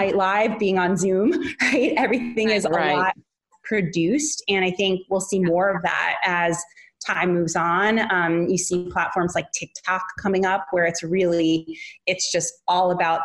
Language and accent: English; New York City, New York, United States; moved away; That's my hometown too